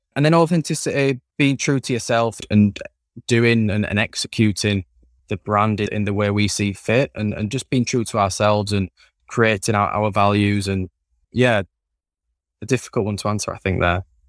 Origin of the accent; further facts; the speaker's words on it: Leeds, Yorkshire and the Humber, United Kingdom; accent: Yorkshire; Born and bred in Yorkshire, raised in, in a city called Leeds